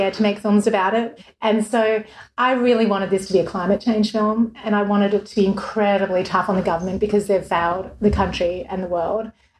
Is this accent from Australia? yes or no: yes; Melbourne, Victoria, Australia; moved away as an adult; now in Los Angeles, United States; in Melbourne, my hometown where I'd lived for 34 years